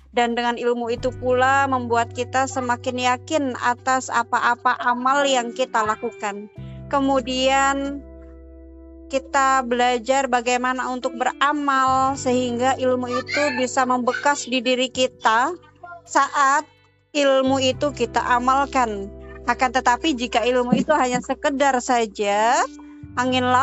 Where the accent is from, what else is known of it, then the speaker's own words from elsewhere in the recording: Java, Indonesia; Seperti saya pribadi, saya aslinya orang Jawa gitu ya. Nah, kemudian menikah dengan orang Dayak